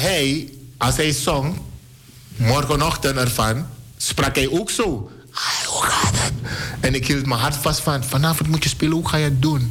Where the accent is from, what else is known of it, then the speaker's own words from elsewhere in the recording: Suriname; moved away; Ik voel me een Surinamer. Ik ben een Surinamer.